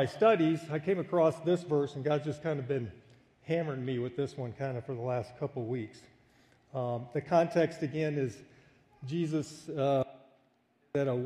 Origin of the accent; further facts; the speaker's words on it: United States; when I would come back home, it was always a culture shock for me as an American